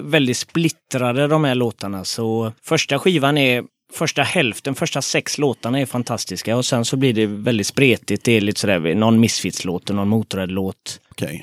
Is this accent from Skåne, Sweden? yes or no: no; Gothenburg, Västra Götaland, Sweden; Frölunda, eh, Västra Frölunda, Fiskebäck